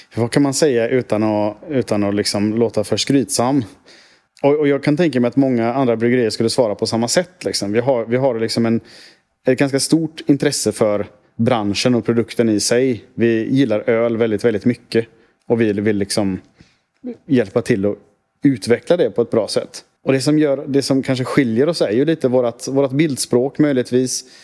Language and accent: Swedish; Sweden; som svensk